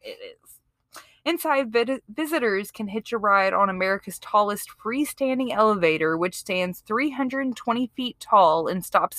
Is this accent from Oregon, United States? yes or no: no; Jackson, Mississippi, United States; I'm from Mississippi. I was born and raised in Jackson, Mississippi.